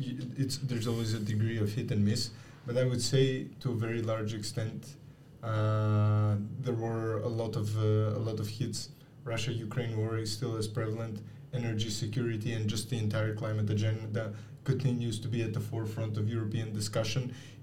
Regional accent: Greece; now in Brussels, Belgium; I'm 26 years old. I come from Greece.

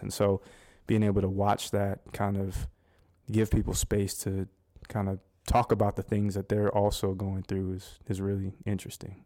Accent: Scottsdale, Arizona, United States; moved away as an adult; now in Winston-Salem, United States; I'm actually, uh, born and raised in, uh, Scottsdale, Arizona. Uh, that's my hometown.

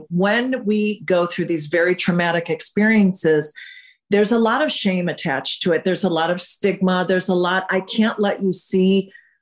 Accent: Michigan, United States; moved away as an adult; also born or lived in England; now in California, United States; I'm from England, but I grew up in Michigan

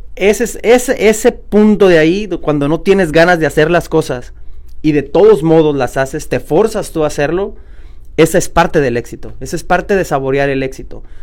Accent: Oakland, California, United States; yo también soy de aquí de Oakland

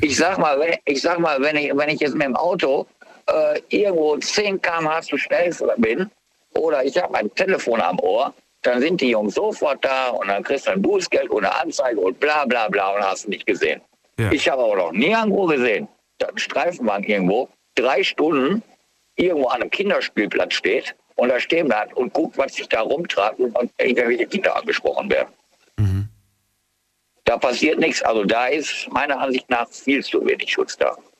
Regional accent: Germany; bei uns in Deutschland

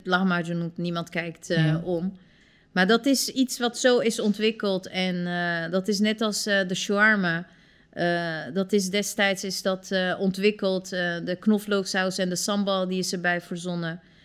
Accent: Turkey; now in Netherlands

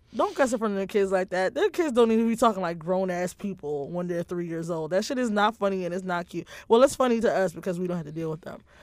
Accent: New York City, New York, United States; NYPD being my hometown

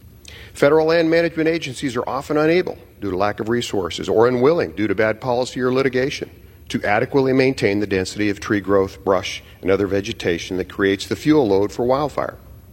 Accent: Idaho, United States; In my home state of Idaho

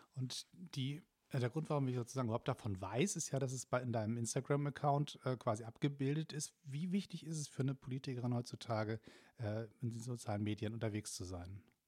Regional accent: Hamburg, Germany; now in Berlin, Germany; als, Hamburger

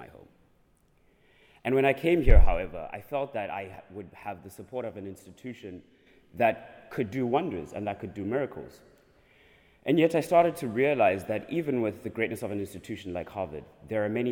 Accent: South Africa; moved away; I'm from the Republic of South Africa

